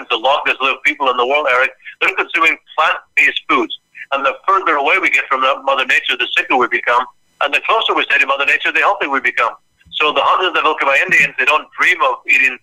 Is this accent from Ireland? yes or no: yes; Ireland; moved away as an adult; now in United States; when I grew up in Ireland